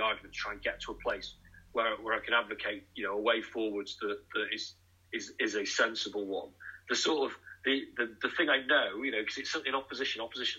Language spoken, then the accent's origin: English; Nottingham, East Midlands, United Kingdom; and I would always mention Boots because I'm from Nottingham